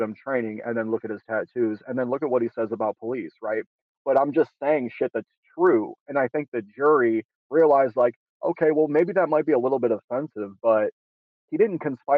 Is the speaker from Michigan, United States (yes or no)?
yes; Detroit, Michigan, United States; I'm originally from Detroit, Michigan, grew up there